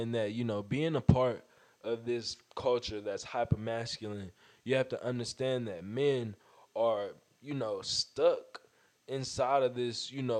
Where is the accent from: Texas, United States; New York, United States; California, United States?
Texas, United States; Fort Worth; I'm from Fort Worth